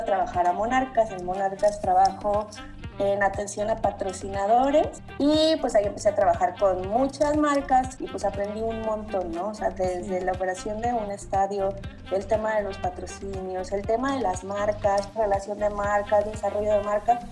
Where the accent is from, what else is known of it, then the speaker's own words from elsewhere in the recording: Uruapan, Michoacán, Mexico; also born or lived in Morelia; soy de Uruapan. Entonces llegué a, a Morelia, a la universidad